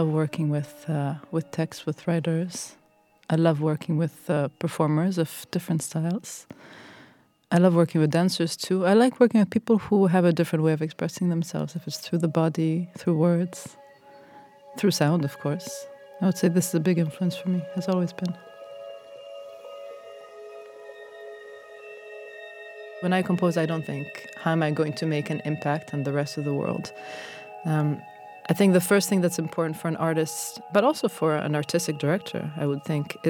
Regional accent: Israel; I was born in 1985 in Israel, and I'm a composer

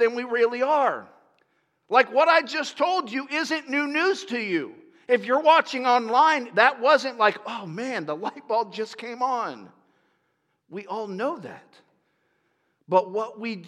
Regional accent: Lakeland, Florida, United States; I grew up in Florida

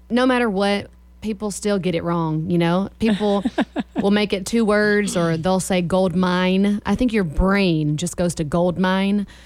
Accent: Somerville, Alabama, United States; So I grew up on Pines Road in Somerville, Alabama, and that's where I was raised.

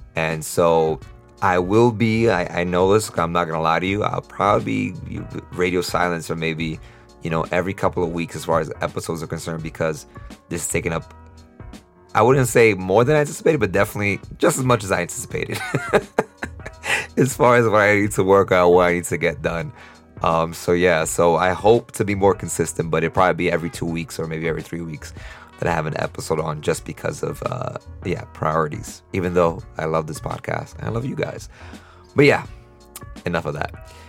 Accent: New York City, New York, United States; moved away as an adult; now in Costa Rica; growing up in New York City

